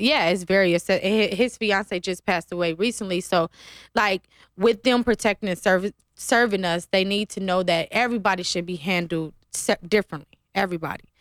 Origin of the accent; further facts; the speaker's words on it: Ohio, United States; now in Las Vegas, United States; I'm from Ohio